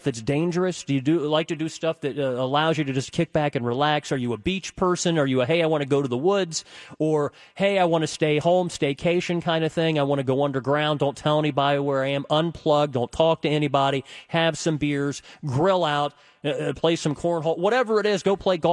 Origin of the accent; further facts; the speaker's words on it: United States; I'm an American